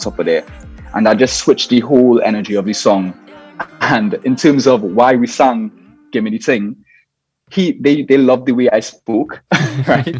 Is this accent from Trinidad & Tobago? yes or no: yes; Trinidad & Tobago; growing up in the Caribbean and trying to do music outside of the norm for Trinidad